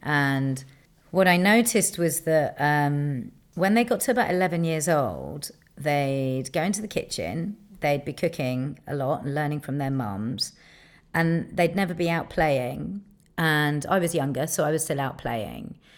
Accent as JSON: {"language": "English", "region": "London", "country": "United Kingdom", "tie": "born or raised there", "said": "being a Londoner"}